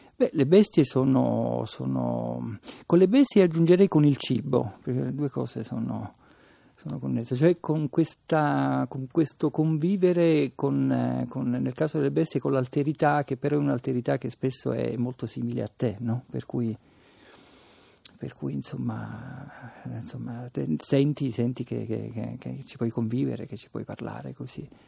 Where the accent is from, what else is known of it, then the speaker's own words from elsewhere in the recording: Palermo, Sicily, Italy; come palermitano